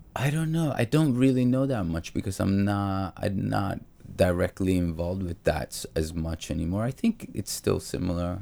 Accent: New York, United States; also born or lived in Naples; I grew up in New York in the eighties

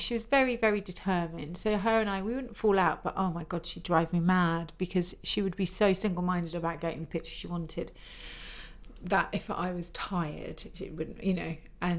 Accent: Farnham, South East England, United Kingdom; also born or lived in Rio de Janeiro, Brazil / Scotland; I grew up all over, but from the age of 12, 13, we lived in Farnham in Surrey. But I grew up, like, moved to Rio for a few years when I was very little, in Scotland, and, you know, my dad's Scottish, so...

